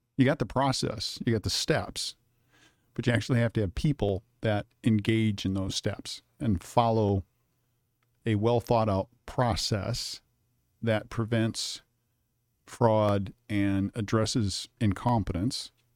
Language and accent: English; Kalamazoo, Michigan, United States; moved away as an adult; also born or lived in Detroit, Michigan / Tempe, Arizona; now in Arizona, United States; moved back to Kalamazoo and, uh, was raised there almost all my life